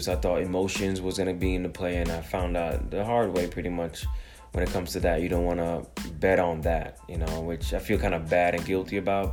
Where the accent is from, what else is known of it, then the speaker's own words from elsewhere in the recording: Jamaica; I'm Jamaican.